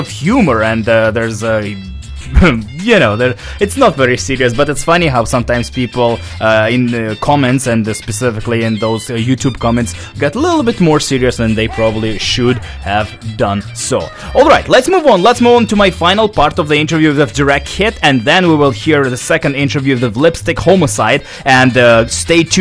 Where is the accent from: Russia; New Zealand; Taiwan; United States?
Russia; now in Vancouver, Canada; back home in Russia, in my hometown